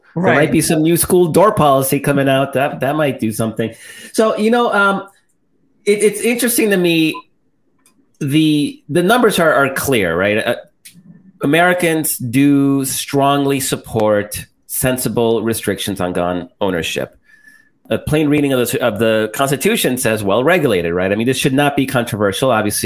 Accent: El Salvador; moved away; I'm Salvadoran and I grew up in El Salvador and I visit regularly.

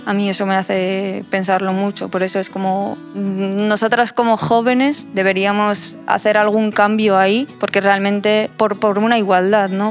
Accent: Morocco; moved away; yo soy marroquí

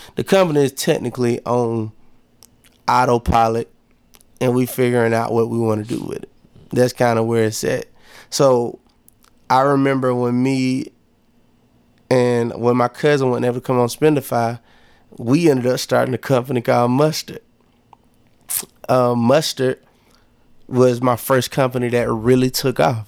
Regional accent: Monroe, Georgia, United States; moved away as an adult; also born or lived in Lithonia, Georgia; now in Atlanta, United States; I'm from Monroe, Georgia, and I say that proudly because where I'm from, cats don't really be moving like I'm moving.

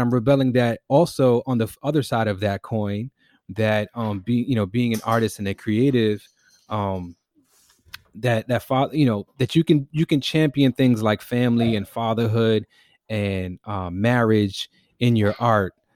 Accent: New York City, New York, United States; also born or lived in East Harlem; I grew up in the Bronx, was born in East Harlem, grew up in the Bronx

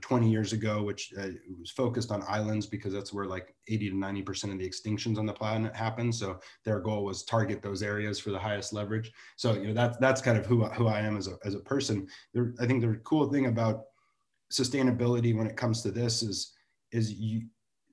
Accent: Santa Barbara, California, United States; I'm from Santa Barbara, so you know, I get to even do it in my own backyard

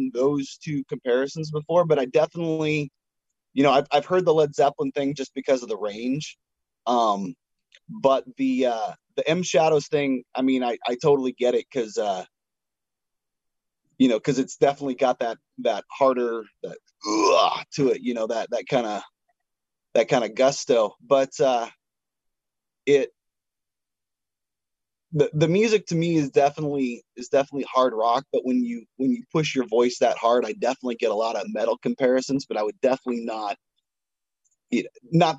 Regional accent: the Northwest, Pacific Northwest, United States; I'm from the Northwest

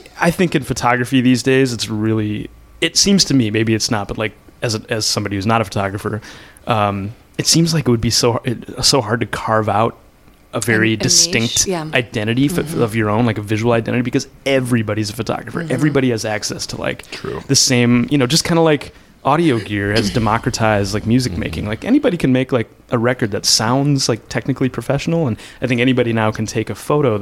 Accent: Minneapolis, Minnesota, United States; I'm from Minneapolis, here in town, like right in the city. My folks still live in the same house I grew up in on the south side of town

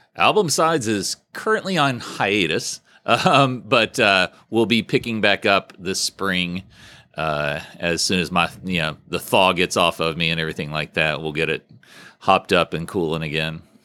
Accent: Huntington, West Virginia, United States; also born or lived in Oak Hill, West Virginia; I was born in Huntington, but we were living in Oak Hill, and then we moved officially back to Huntington

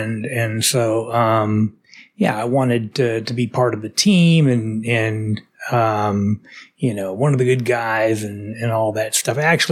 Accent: Dallas, Texas, United States; also born or lived in Houston; I was born and raised in Dallas, Texas.

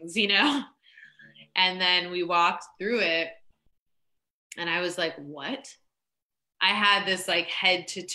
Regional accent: Kansas, United States; moved away; I grew up in Kansas of all places

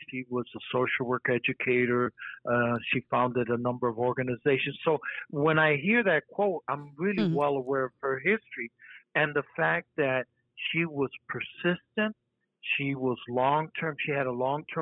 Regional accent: Detroit, Michigan, United States; also born or lived in Puerto Rico; grew up in Southwest Detroit and considered that my home

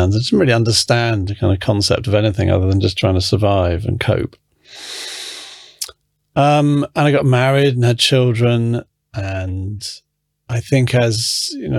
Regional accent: England, United Kingdom; also born or lived in London; I was born in England. My mother's American. My father is English.

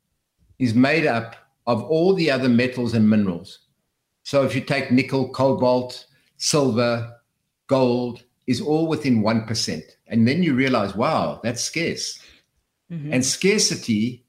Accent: South Africa; moved away; when I came from South Africa

